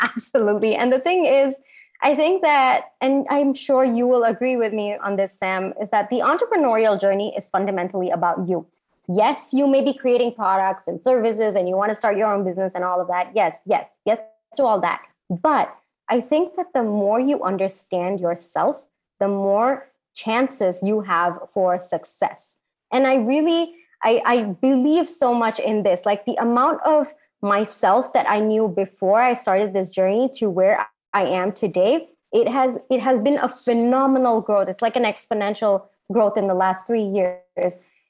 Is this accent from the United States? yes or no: no; India; especially for me as an Indian woman.